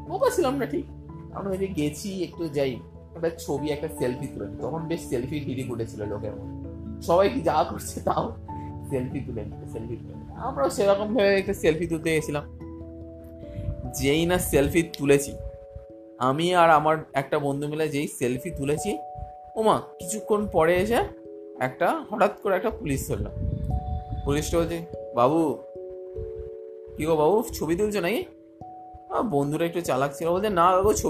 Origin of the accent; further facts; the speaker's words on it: Belur, West Bengal, India; বললাম যথারীতি আমার বাড়ি বেলুড়ে